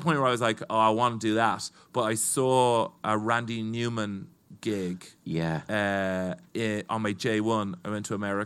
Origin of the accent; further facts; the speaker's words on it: Dublin, Leinster, Ireland; growing up in Dublin as well, I'd always gone to a lot of rock gigs